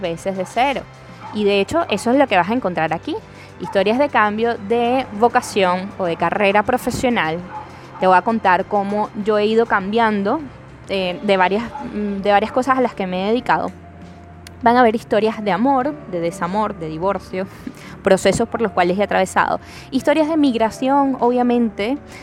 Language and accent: Spanish; Caracas, Capital District, Venezuela; now in Lima, Peru; Yo soy venezolana, eh, caraqueña.